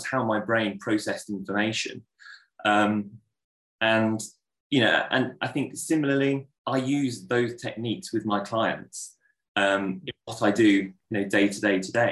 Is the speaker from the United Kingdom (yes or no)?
yes; Solihull, West Midlands, United Kingdom; I was born in Solihull in Birmingham and I lived there until I was about 19 years old.